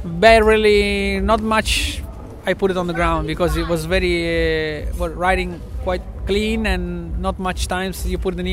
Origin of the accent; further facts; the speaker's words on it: central Italy, Italy; we are from Central Italy